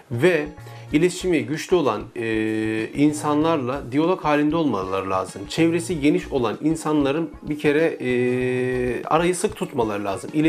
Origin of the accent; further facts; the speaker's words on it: Ordu, Turkey; now in Istanbul, Turkey; Orduluyum aslen. 29 yıldan beri İstanbul'da ikamet ediyorum. E, Sultanbeyli'de yaşamı sürdürüyorum.